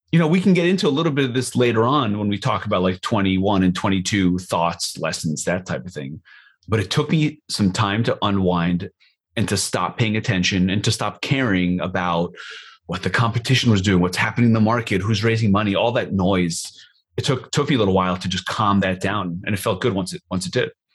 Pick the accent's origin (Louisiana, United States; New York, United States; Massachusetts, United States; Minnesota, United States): New York, United States; moved away; we're from New York